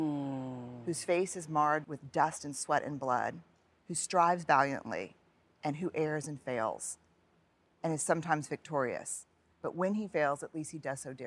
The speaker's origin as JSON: {"language": "English", "town": "New Orleans", "region": "Louisiana", "country": "United States", "tie": "born or raised there", "said": "raised Catholic mm-hmm. because I went to Catholic schools in New Orleans"}